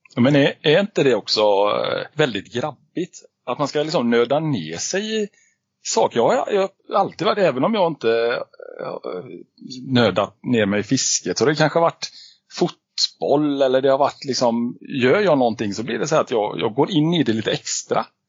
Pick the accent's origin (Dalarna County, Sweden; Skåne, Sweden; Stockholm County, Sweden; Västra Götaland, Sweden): Västra Götaland, Sweden; Alingsås; uppväxt i Allingsås, fem mil utanför eh, Göteborg.